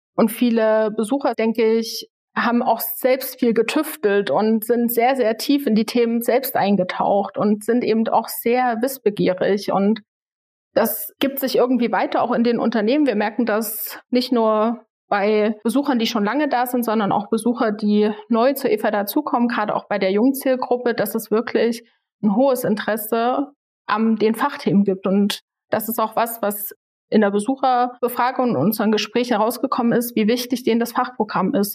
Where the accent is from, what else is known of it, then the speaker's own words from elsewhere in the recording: Leipziger Land, Saxony, Germany; Ich bin hier im Leipziger Land aufgewachsen